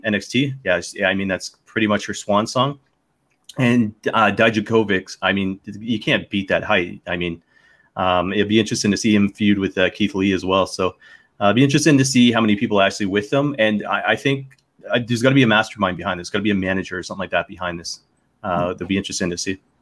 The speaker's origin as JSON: {"language": "English", "region": "the Maritimes", "country": "Canada", "tie": "born or raised there", "also_born_or_lived": "Connecticut / London", "moved": "yes", "said": "I grew up in the Maritime"}